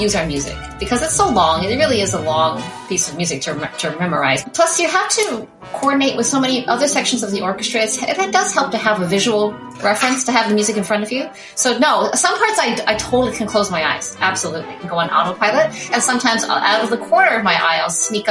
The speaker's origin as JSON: {"language": "English", "town": "St. John's", "region": "Newfoundland and Labrador", "country": "Canada", "moved": "as an adult", "lives_now": "Toronto, Canada", "said": "I am originally from St. John's, Newfoundland. So from the rock, as they say, the island."}